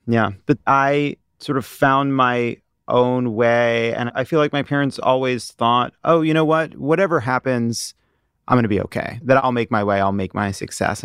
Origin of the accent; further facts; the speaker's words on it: Long Island, New York, United States; I was born in New York. I grew up on Long Island